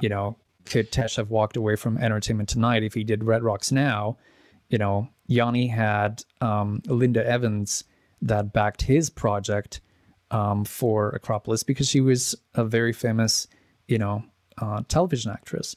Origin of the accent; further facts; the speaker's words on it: Edmonton, Alberta, Canada; also born or lived in Czech Republic; grew up in Edmonton.